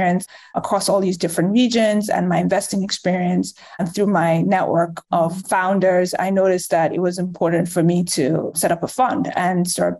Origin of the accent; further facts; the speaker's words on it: Nigeria; moved away; also born or lived in Chicago, United States / England / New York, United States; I'm originally from Nigeria, but I was born in Chicago in the US. I lived in Nigeria for most of my life